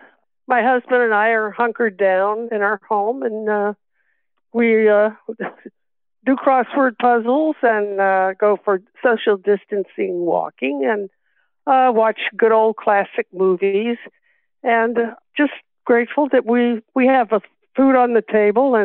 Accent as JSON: {"language": "English", "town": "Los Angeles", "region": "California", "country": "United States", "tie": "born or raised there", "also_born_or_lived": "Texas", "said": "I was born in Texas, and then my grandmother and I came out to California when I was 7. And we lived in an apartment building a block north of Hollywood Boulevard."}